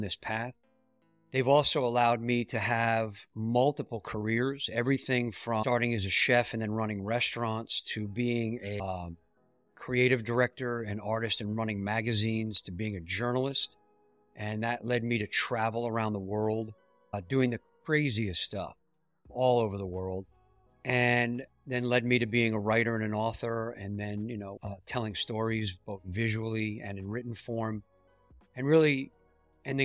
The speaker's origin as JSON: {"language": "English", "region": "New York", "country": "United States", "tie": "born or raised there", "said": "I grew up in New York, and we had family in Miami"}